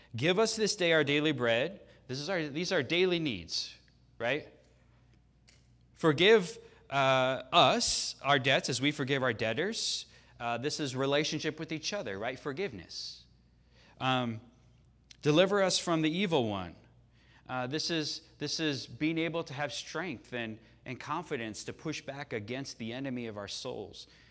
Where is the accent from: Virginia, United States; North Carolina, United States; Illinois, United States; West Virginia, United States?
Illinois, United States; Chicago; moved away; I grew up in Chicago, right? So I grew up, I was there for all six of Jordan's championships